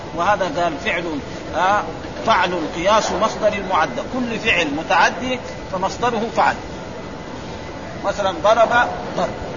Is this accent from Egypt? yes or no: no; Saudi Arabia